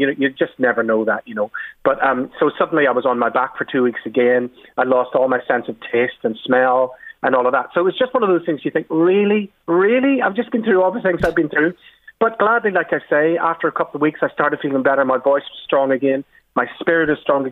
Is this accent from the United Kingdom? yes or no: yes; Belfast, Northern Ireland, United Kingdom; when I was a little kid growing up on the Falls Road in West Belfast, where I grew up